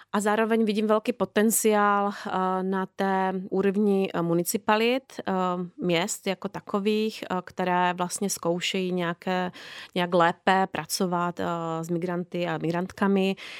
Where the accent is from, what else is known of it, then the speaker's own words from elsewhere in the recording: Slovakia; now in Czech Republic; já pocházím ze Slovenska